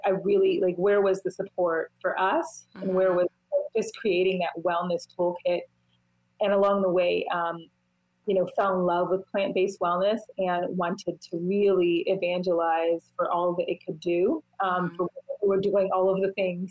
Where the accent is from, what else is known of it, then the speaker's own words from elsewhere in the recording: Washington, District of Columbia, United States; I'm from Washington, D.C.